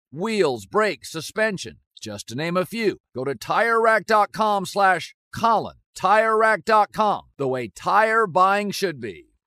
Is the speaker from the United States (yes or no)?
yes; Pacific Northwest, United States; I grew up in the Pacific Northwest, been a Husky fan forever